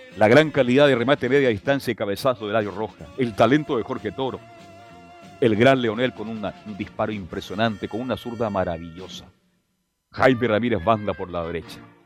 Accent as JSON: {"language": "Spanish", "country": "Chile"}